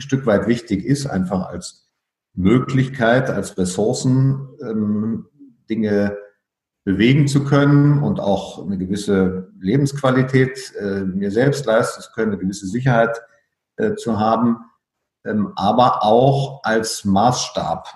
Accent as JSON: {"language": "German", "region": "Berlin", "country": "Germany", "tie": "born or raised there", "also_born_or_lived": "Frankfurt am Main / Cottbus / Munich / Riga", "moved": "as an adult", "said": "Als in Berlin aufgewachsener ähm, war ich ja ständig um umgeben von der Grenze."}